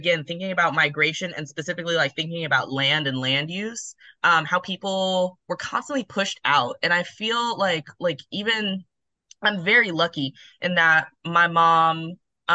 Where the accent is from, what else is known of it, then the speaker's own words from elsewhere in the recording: Denver, Colorado, United States; I grew up in Denver, Colorado, my entire life